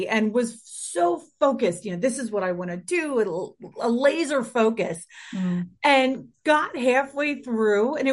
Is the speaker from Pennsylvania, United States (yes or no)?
yes; Philadelphia, Pennsylvania, United States; I was born in the late 70s in suburban Philadelphia. I had a really cool, I would say normal for my area, upbringing